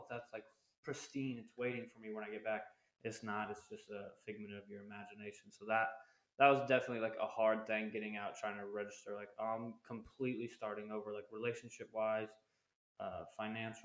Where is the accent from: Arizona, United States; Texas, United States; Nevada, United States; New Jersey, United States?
Arizona, United States; moved away as an adult; when I got back out of the military, I wanted to go back to Arizona where I live